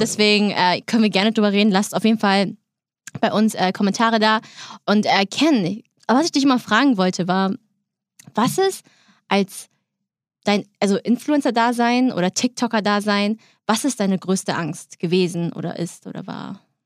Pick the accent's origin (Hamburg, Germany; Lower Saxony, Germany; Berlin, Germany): Hamburg, Germany; ich bin Hamburgerin